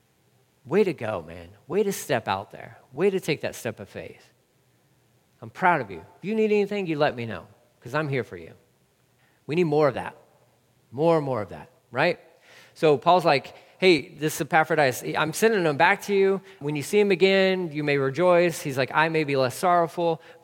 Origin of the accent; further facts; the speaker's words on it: Texas, United States; also born or lived in California; I am a Texan, born and raised